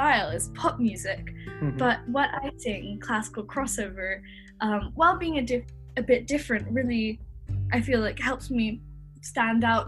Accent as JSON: {"language": "English", "region": "England", "country": "United Kingdom", "tie": "born or raised there", "also_born_or_lived": "United States", "accent": "mix of American and English", "said": "I'm from England, so that's where I'm living right now, although you might notice that my accent is a little bit strange because it's a mix of American and English, because I was born there, and my parents are American, but I moved here when I was 3"}